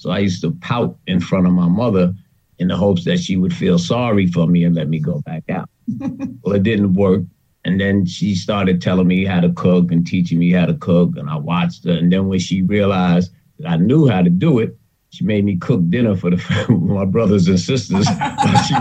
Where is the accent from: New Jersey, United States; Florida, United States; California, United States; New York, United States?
New York, United States; New York City; I grew up in New York City in Harlem